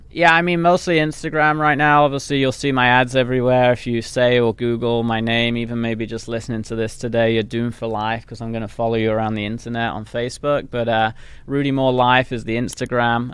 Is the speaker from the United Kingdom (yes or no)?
yes; England, United Kingdom; accent: English; moved away; I came from England where obviously, s, you know, that's the accent